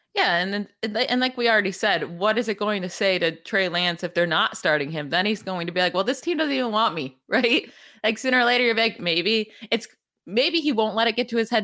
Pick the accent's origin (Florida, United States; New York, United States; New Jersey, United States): New York, United States; central; moved away; also born or lived in Pittsburgh; I'm from central New York